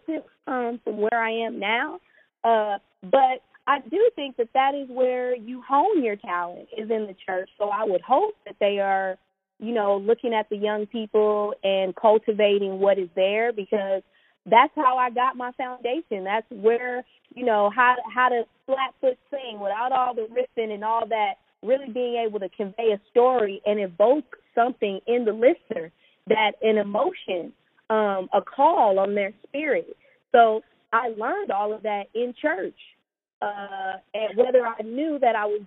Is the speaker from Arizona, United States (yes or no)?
no; Orange County, California, United States; also born or lived in Inglewood, California; I grew up in Orange County, but I was in Inglewood 4 days out of the week